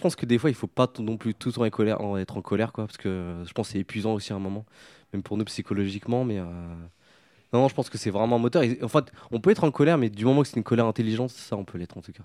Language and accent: French; France; sur trois générations au sein d'une cité, qui est la cité des Morinous, là où j'ai grandi